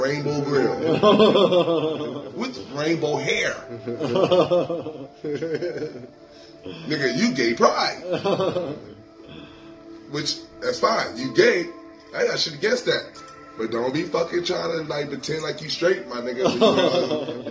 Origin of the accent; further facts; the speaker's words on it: Compton, California, United States; I'm from Compton